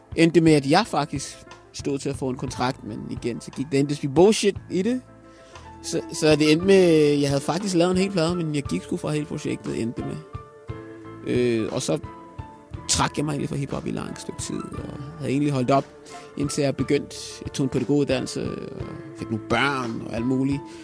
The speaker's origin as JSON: {"language": "Danish", "town": "Kokkedal", "region": "Capital Region of Denmark", "country": "Denmark", "tie": "born or raised there", "second_language": "Danish", "said": "voksede op i Kokkedal, som, og umiddelbart er Kokkedal Nordsjælland"}